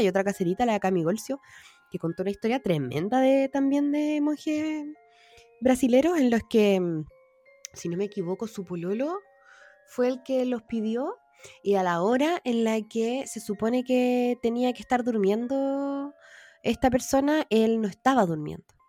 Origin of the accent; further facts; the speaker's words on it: Santiago, Santiago Metropolitan Region, Chile; yo como santiaguino